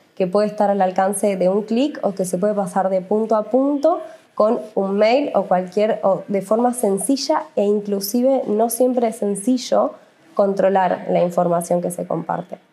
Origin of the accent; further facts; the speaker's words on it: Argentina; somos una empresa del Estado argentino